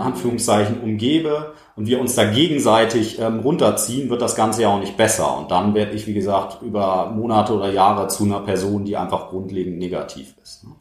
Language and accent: German; Germany; bei uns in Deutschland